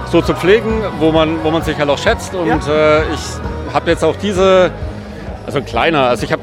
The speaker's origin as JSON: {"language": "German", "town": "Würzburg", "region": "Bavaria", "country": "Germany", "tie": "born or raised there", "said": "Würzburg, also ich bin eigentlich"}